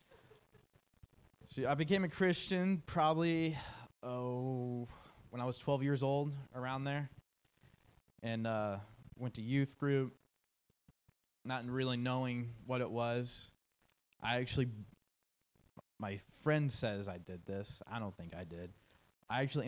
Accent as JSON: {"language": "English", "town": "Pleasant Hill", "country": "United States", "tie": "born or raised there", "said": "I grew up in Pleasant Hill, which is about 30 minutes from here, for about 18 years"}